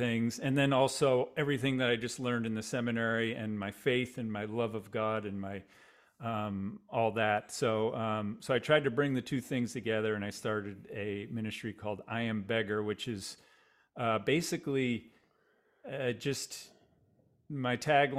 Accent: Boston, Massachusetts, United States; I'm from the Boston area originally. Grew up in a just about 20

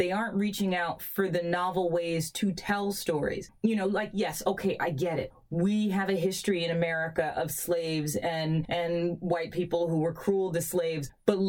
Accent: New York City, New York, United States; us growing up in Queens and going to boarding school

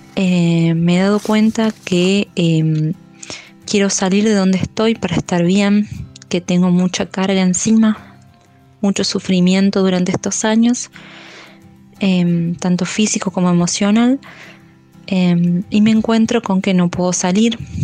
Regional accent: Argentina; soy de Argentina, tengo 32 años

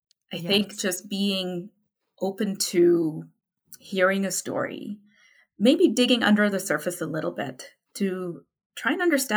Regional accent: Calgary, Alberta, Canada; I say I'm from Calgary, I'm Canadian, yeah.

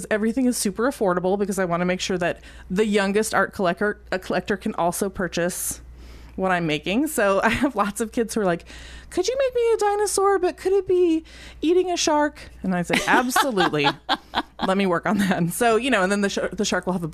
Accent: Palo Alto, California, United States; moved away as an adult; now in Columbia, United States; I grew up in Palo Alto

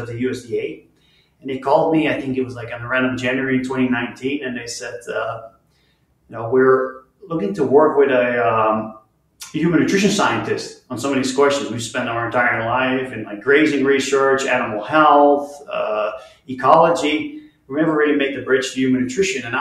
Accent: just outside of Rotterdam, South Holland, Netherlands; moved away as an adult; now in Utah, United States; I grew up in the Netherlands, just outside of Rotterdam, which is a large port city.

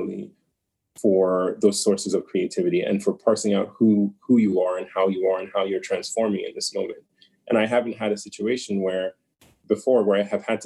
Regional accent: United States; being born and raised in the United States, but being very much a Nigerian in my upbringing

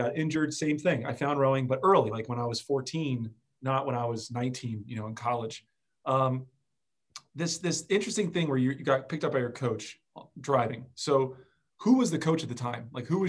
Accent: New Jersey, United States; I was born and raised in South Jersey. Philadelphia was my backyard.

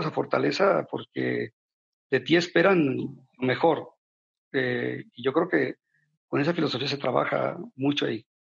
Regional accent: Mexico; como mexicano

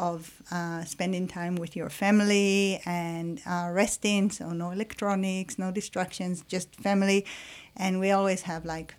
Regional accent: Israel; moved away; so I'm from Israel, so in the Israeli culture or the Jewish culture

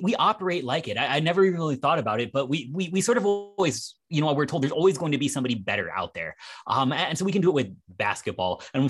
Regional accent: Cleveland, Ohio, United States; born there; I was born in Cleveland and I can't even entirely disagree with you.

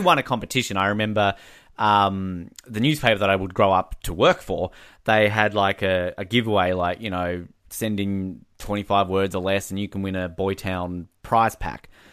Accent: Australia; we've, we've got a very storied history of humour. We're very similar to the British

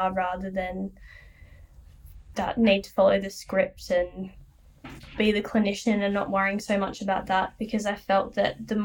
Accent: Melbourne, Victoria, Australia; moved away as an adult; now in Sunshine Coast, Australia; I'm originally from Melbourne, but I'm living on the Sunshine Coast at the moment

